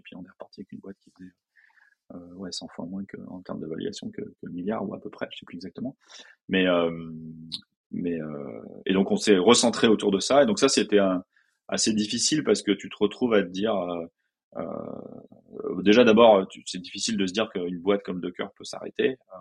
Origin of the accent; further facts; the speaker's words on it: France; je suis français